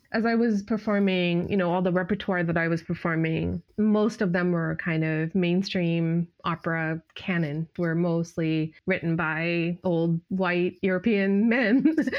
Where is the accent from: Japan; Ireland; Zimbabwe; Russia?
Japan; now in United States; growing up in Japan